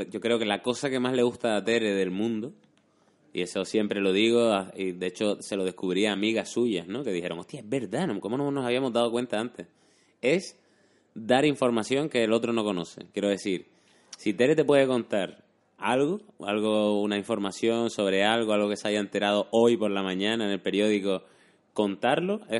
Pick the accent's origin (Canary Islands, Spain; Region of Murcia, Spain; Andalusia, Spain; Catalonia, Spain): Canary Islands, Spain; moved away; soy canario, no estoy genéticamente preparado para estas temperaturas.